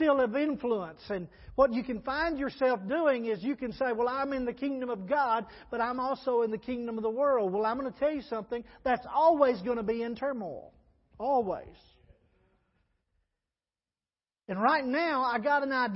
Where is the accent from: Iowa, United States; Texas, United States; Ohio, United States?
Texas, United States; growing up in Texas